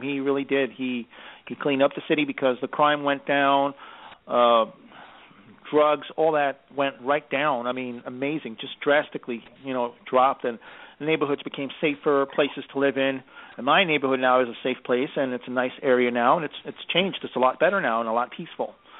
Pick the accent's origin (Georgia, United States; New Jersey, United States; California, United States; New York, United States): New York, United States; New York City; growing up in New York, I mean, you know, basically, yeah, being being here my whole life